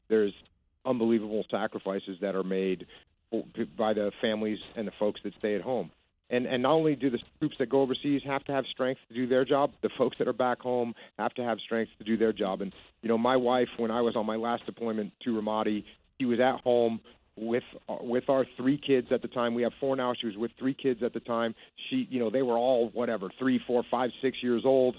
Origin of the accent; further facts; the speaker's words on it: East Coast, United States; I grew up on the East Coast.